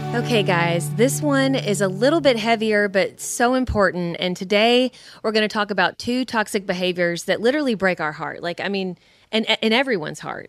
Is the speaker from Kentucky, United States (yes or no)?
yes; Kentucky, United States; we're from Kentucky. We say cussing.